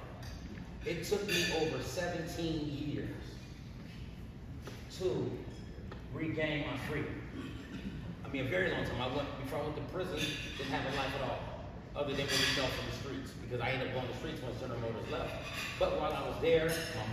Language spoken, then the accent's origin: English; Flint, Michigan, United States; I was born and raised in Flint, Michigan.